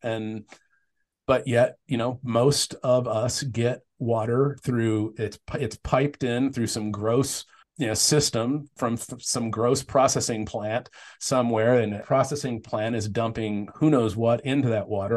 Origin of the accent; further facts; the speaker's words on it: Tempe, Arizona, United States; I grew up in Tempe